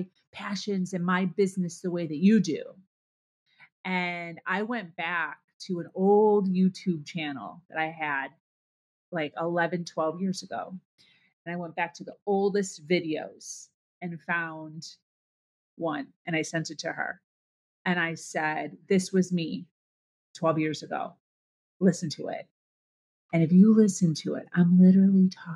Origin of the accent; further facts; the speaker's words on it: Chicago, Illinois, United States; also born or lived in Ohio / Pennsylvania; now in South Florida, United States; I born and raised in Chicago, a Midwest girl